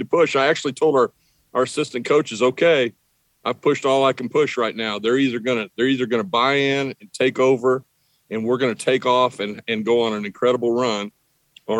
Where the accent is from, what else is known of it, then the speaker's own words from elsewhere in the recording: Midwest, United States; now in Texas, United States; growing up in the Midwest